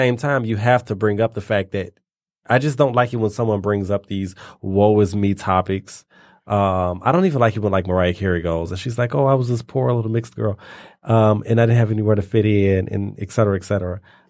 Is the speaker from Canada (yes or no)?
yes; Canada; oh, yeah, it just really hurt my feelings because I'm Canadian.